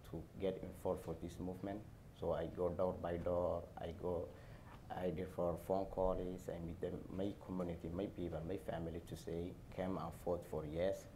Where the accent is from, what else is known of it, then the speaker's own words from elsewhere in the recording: Somalia; English is a second language; also born or lived in Dallas, Texas; now in SeaTac, United States; I was born in Somalia. I came from Somalia in 2009. I started my career in 2009 in Dallas, Texas. I moved up in Washington, SeaTac in 2013.